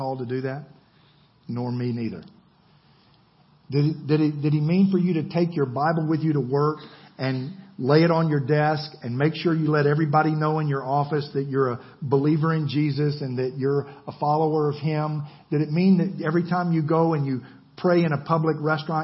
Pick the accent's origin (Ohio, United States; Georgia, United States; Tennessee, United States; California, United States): Georgia, United States; I'm from Georgia.